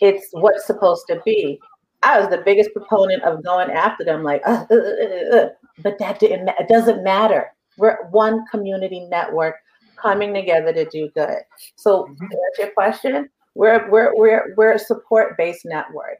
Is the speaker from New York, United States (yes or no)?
yes; New York City, New York, United States; I'm from Harlem, but I'm also African